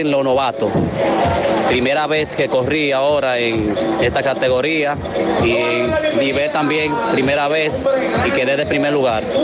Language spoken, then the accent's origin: Spanish; Soto, La Vega, Dominican Republic; Vengo de la comunidad de Soto, La Vega